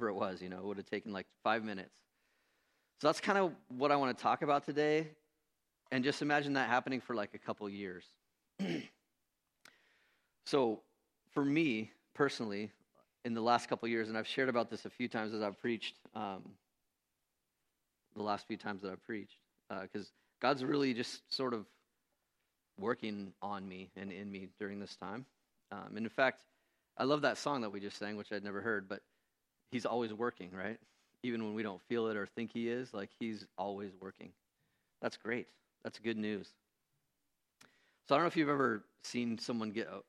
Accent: United States; also born or lived in Renton, Washington; I'm an American Christian.

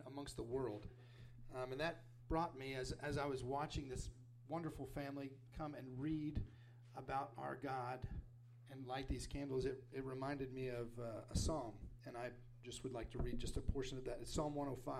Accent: Wichita Falls, Texas, United States; also born or lived in Papua New Guinea; We're from Wichita Falls.

